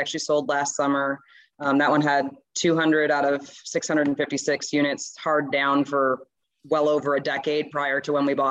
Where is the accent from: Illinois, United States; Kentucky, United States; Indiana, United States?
Illinois, United States; Chicago; moved away as an adult; also born or lived in Iowa City, Iowa / Cleveland, Ohio; now in Texas, United States; I actually grew up in the suburbs of Chicago.